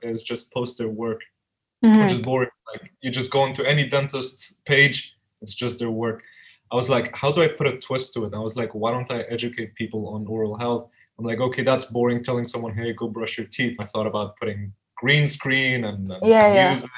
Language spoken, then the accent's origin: English; Dubai, United Arab Emirates; also born or lived in Albuquerque, New Mexico, United States / Afghanistan; my family moved down here in Dubai, where I was raised.